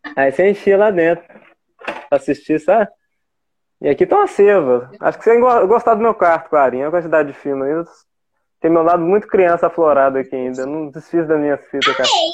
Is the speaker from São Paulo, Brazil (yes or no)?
no; Ouro Preto, Minas Gerais, Brazil; Aqui de Minas, né? Sou de Ouro Preto, povo mineiro aqui